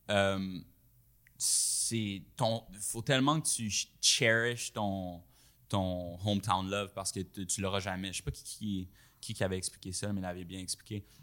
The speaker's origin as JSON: {"language": "French", "country": "Rwanda", "moved": "yes", "lives_now": "Montreal, Canada", "said": "Fait quand je suis move de Rwanda à Montréal"}